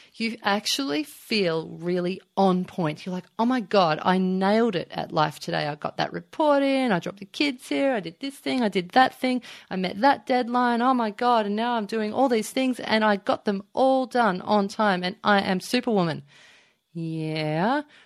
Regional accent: Melbourne, Victoria, Australia; now in Byron Bay, Australia; I live up in Byron Bay. I'm originally from Melbourne.

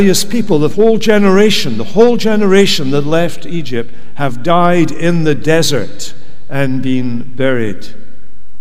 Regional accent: Scotland, United Kingdom; moved away as an adult; now in United States; we come from Scotland

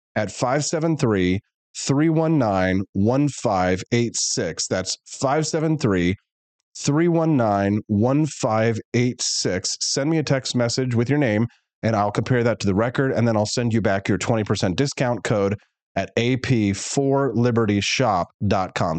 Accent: United States; I'm from North America

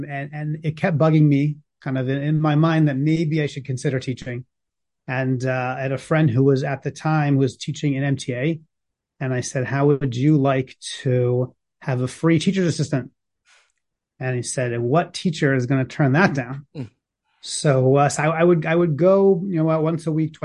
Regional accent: New Jersey, United States; I grew up in New Jersey, going to Jewish day schools

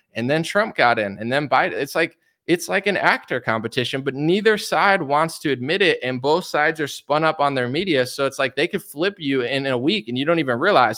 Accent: United States; as an American

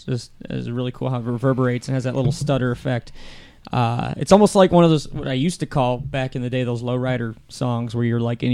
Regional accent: Akron, Ohio, United States; West Akron, what up?

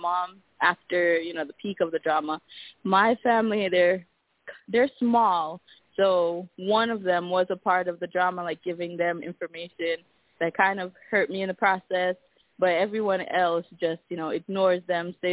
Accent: Jamaica; I'm Jamaican

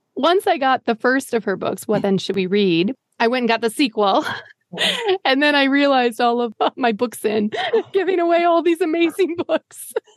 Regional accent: Green Bay, Wisconsin, United States; I'm from Green Bay.

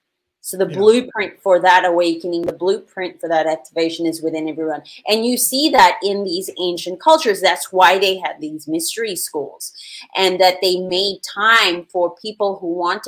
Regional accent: Philippines; I was born in the Philippines with Spanish and Filipino parents

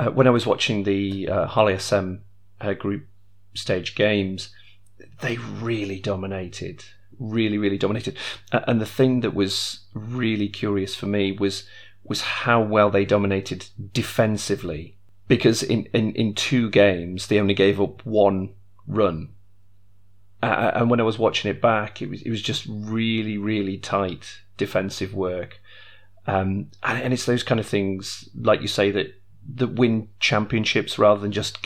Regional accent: the Northwest, North West England, United Kingdom; I grew up in the Northwest

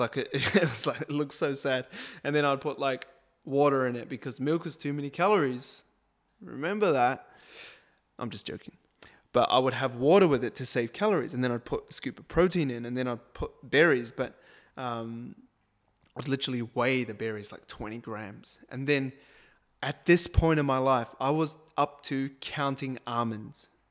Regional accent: New Zealand; I'm a Kiwi

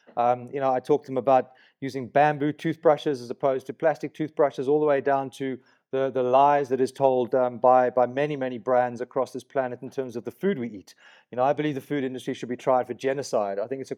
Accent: Johannesburg, Gauteng, South Africa; also born or lived in Kenya / Nigeria / Middle East; I grew up in Kenya, Nigeria, in the Middle East. So got to Johannesburg when I was like 9 and had a completely multicultural upbringing.

